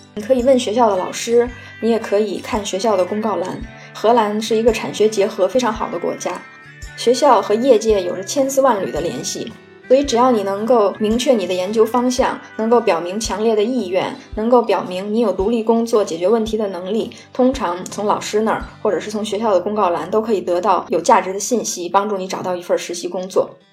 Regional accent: China; now in Netherlands; 我也是中国人

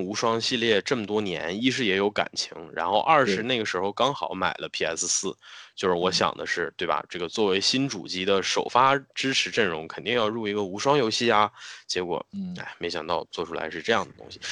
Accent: China; 我们中国人自己的元素

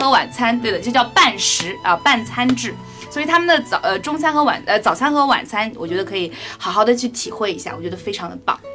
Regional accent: China; 我们中文人

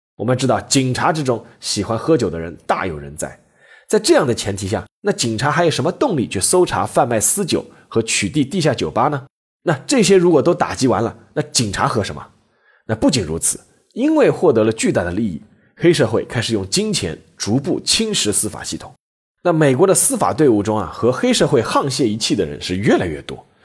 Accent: China; 我们中国人

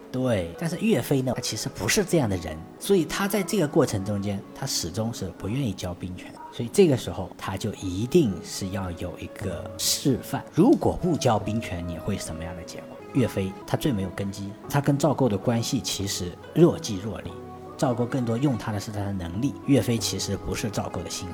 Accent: China; 成为我们中国人的脊梁

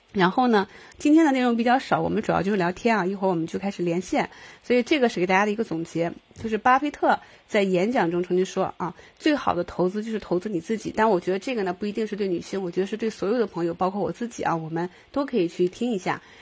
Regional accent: Qingdao, Shandong, China; 我是青岛的嘛，我们青岛女生

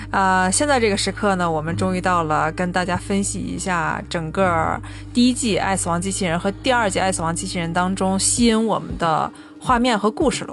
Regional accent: China; 我们中国人

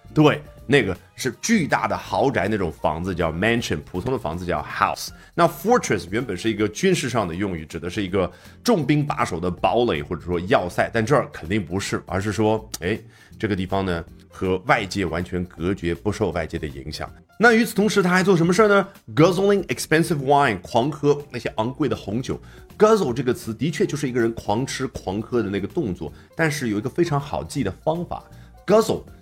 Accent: China; 对于我们中国人而言

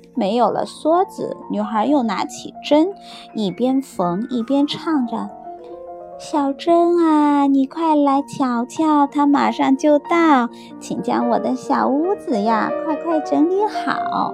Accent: China; now in Australia; 我们中国人

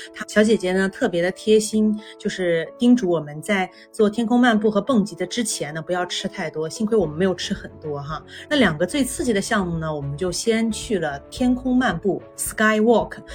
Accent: Guangzhou, Guangdong, China; 我小时候就经常我在广州长大的嘛

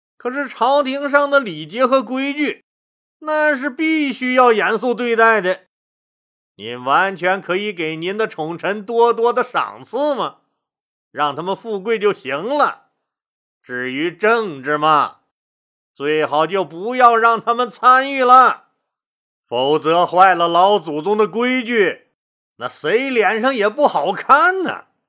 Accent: Northeast China, China; accent: Northeastern Mandarin; 这是俺们东北话

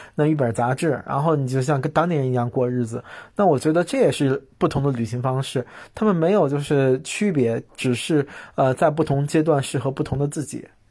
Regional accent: China; 我们中国人对生死的理念嗯。就比较，呃，沮丧、悲观、肃穆

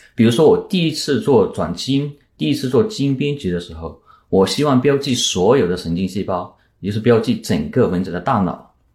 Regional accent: Yunnan, China; also born or lived in Princeton, United States / Ithaca, United States; now in United States; 在我的家乡云南

